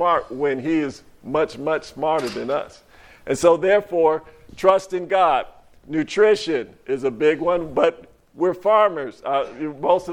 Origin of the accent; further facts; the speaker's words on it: California, United States; now in Monticello, United States; I'm from California